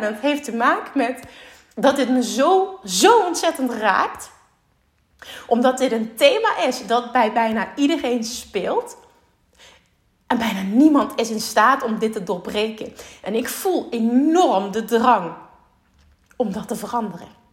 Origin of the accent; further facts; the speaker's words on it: Limburg, Netherlands; ik kom uit Limburg en daar is toch de mentaliteit iets anders